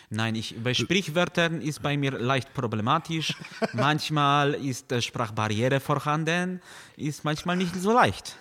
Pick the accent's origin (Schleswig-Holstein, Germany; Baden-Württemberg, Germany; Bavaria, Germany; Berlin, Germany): Schleswig-Holstein, Germany; Neumünster; now in Kiel, Germany; in der wunderschönen Stadt Neumünster, wo ich aufgewachsen bin